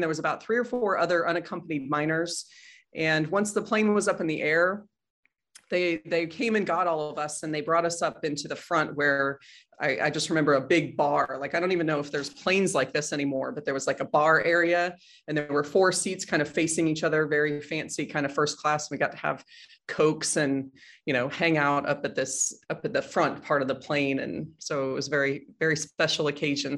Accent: Boulder, Colorado, United States; also born or lived in Chicago, Illinois / Washington State / Denver, Colorado; most of my childhood from second grade through college gra-, or high school graduation was in Boulder, Colorado, so grew up there

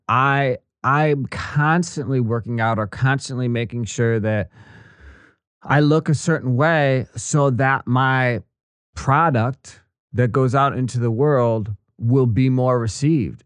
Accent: Kenosha, Wisconsin, United States; moved away as an adult; also born or lived in Missouri / Washington D.C.; I'm a good old uh, Midwestern American boy. I grew up in Wisconsin, Kenosha

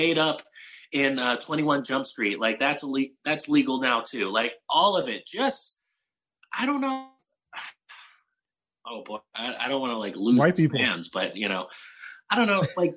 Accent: San Antonio, Texas, United States; moved away as an adult; also born or lived in Portland, Oregon; now in Austin, United States; I'm originally from San Antonio

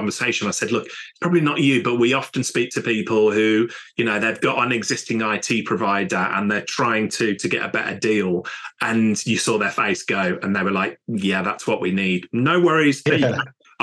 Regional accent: United Kingdom; we're British

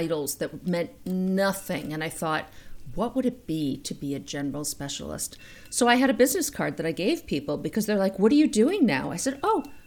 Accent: Boston, Massachusetts, United States; accent: Boston; now in Chicago, United States; I grew up in Boston, and so the Boston accent just comes through

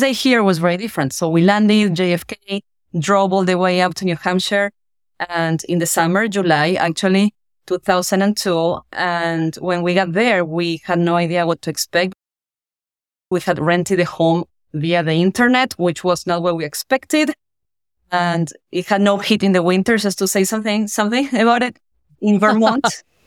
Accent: General Belgrano, Buenos Aires Province, Argentina; moved away as an adult; now in United States; I'm from Argentina, from a small town called General Belgrano. And I moved to Buenos Aires at the age of eighteen to study.

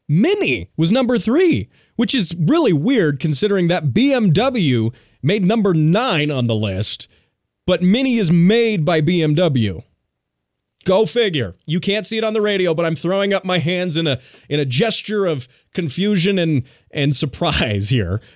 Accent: United States; as an American

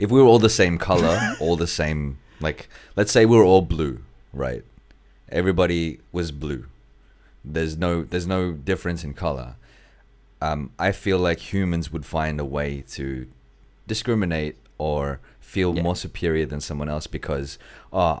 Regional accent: Australia; also born or lived in Philippines; So we're both Australian. Like I'm true. Australian, even though I was born in the Philippines

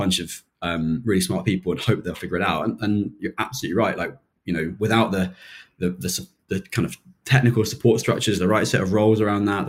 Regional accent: Chiltern Hills, Chesham, Amersham area, South East England, United Kingdom; moved away as an adult; also born or lived in Manchester; now in London, United Kingdom; I grew up in the Chiltern Hills, so Chesham, Amersham area

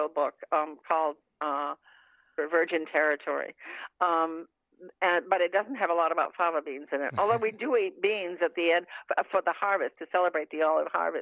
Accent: Maine, United States; I grew up in Maine, and that's my kind of my family standing dish

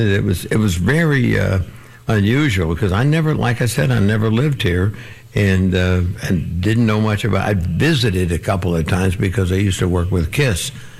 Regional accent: Florida, United States; moved away as an adult; also born or lived in Tampa; now in New York, United States; I heard I was from Florida

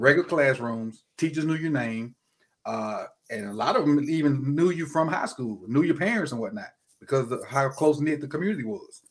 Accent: Mississippi, United States; I'm from Mississippi, um, I, my hometown is probably forty-five minutes from Alcorn.

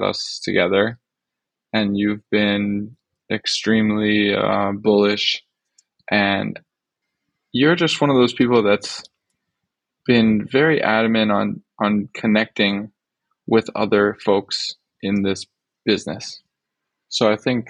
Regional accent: New York, United States; also born or lived in Jerusalem, Israel; We moved to New York when I was like three. And then, yeah, I grew up in New York.

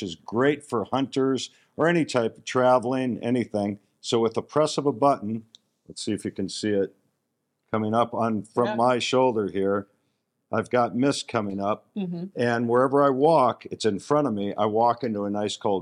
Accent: Scottsdale, Arizona, United States; I'm from Scottsdale, Arizona

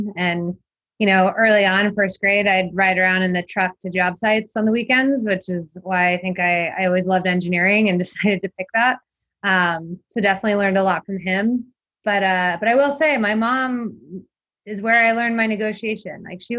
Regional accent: right outside DC, Virginia, United States; I grew up in Virginia, right outside DC.

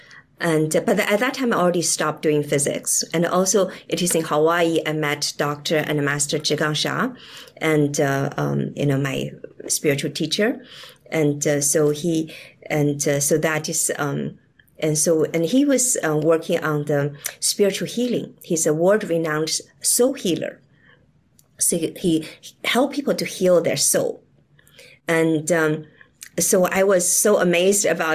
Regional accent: China; moved away; I grew up in China during the Cultural Revolution

